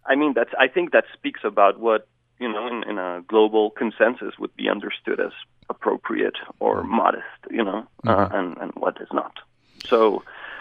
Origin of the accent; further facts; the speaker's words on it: Bogota, Colombia; now in Hyrum, United States; I am originally from Bogota, Colombia